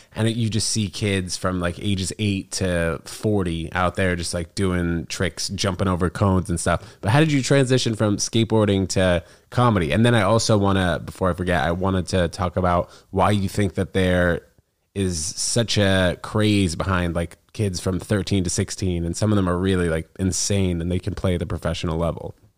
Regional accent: New York City, New York, United States; I grew up in the city.

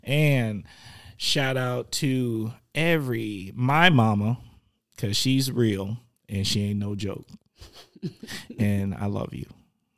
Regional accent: Milwaukee, Wisconsin, United States; Because I'm from the Mill.

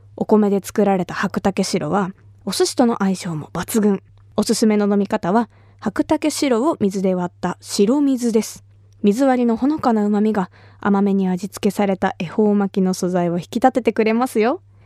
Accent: Kumamoto, Japan; 私が生まれ育った熊本

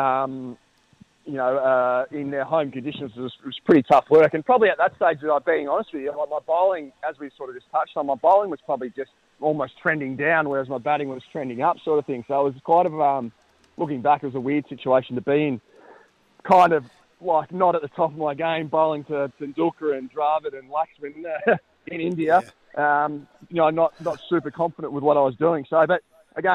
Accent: Bairnsdale, Victoria, Australia; moved away as an adult; I was born and bred in Bensdale

